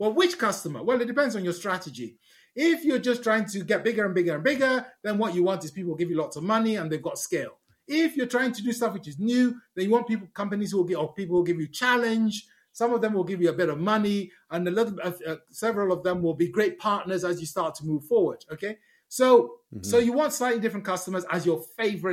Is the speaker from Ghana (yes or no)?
yes; Ghana; moved away; also born or lived in United Kingdom; I was born in Ghana.